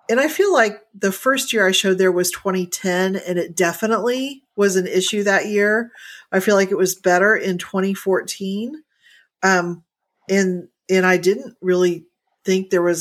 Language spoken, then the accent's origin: English; Indiana, United States; moved away; when I grew up in Indiana